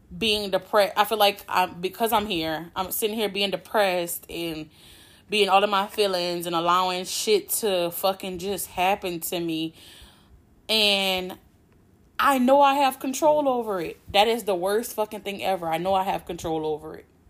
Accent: Louisiana, United States; I'm from Louisiana, born and raised, been living here my whole life

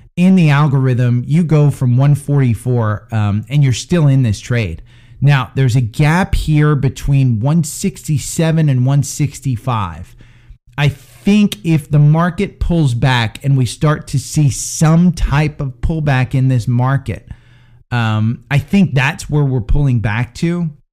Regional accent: Princeton, New Jersey, United States; moved away; My hometown's actually Princeton, and that's where I've been

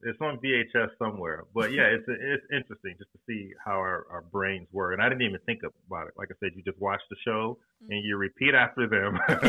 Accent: Detroit, Michigan, United States; first language English; growing up in Detroit, we actually used to watch the Canadian version of Sesame Street.

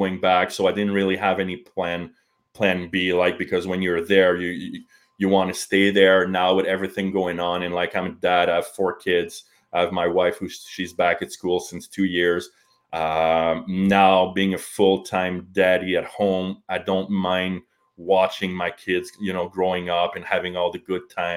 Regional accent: Canada; also born or lived in Cowansville, Quebec / Nizhny Novgorod, Russia; I'm Canadian

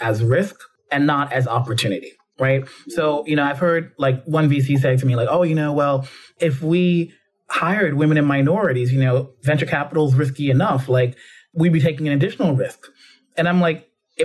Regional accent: New York City, New York, United States; growing up in the Bronx

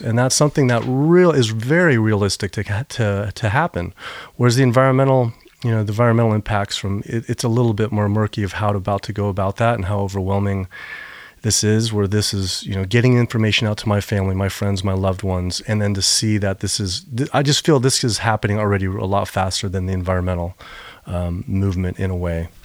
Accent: Virginia, United States; my dad's from North Carolina, I'm from Virginia. And I grew up swimming in all these rivers

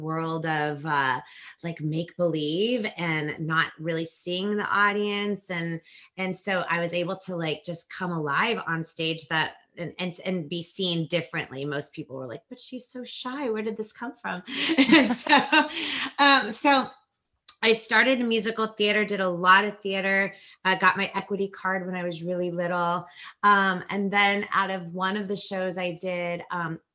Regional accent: a suburb outside of Los Angeles, California, United States; I'm from Los Angeles. Well, a suburb outside of Los Angeles

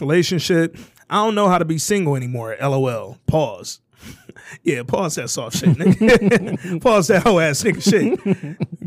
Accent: Alabama, United States; I'm from Alabama

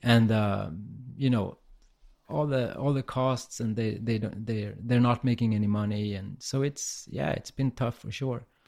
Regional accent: Umeå, Västerbotten County, Sweden; I'm in my hometown, Umeå, in the north of Sweden.

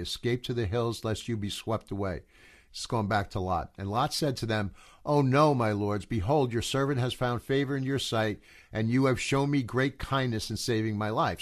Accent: United States; also born or lived in New Jersey / Colorado; I am from America

